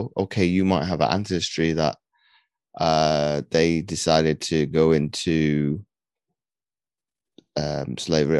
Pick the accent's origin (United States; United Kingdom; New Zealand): United Kingdom; I'm British